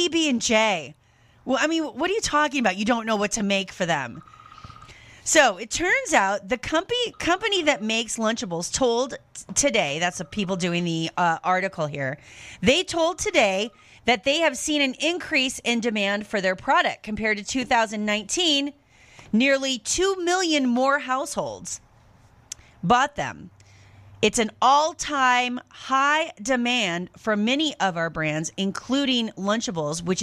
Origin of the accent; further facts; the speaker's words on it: United States; also born or lived in France; as an American person used to just shelves full of everything that you would ever need